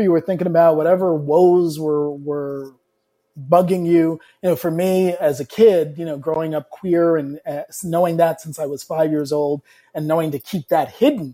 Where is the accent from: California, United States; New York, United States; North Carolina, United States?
New York, United States; South Shore of Long Island; I grew up on the South Shore of Long Island.